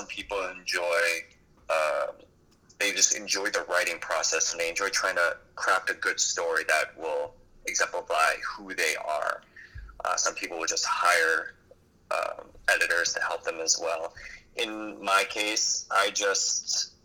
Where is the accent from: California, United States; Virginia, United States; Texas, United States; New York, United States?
New York, United States; moved away; I was born in New York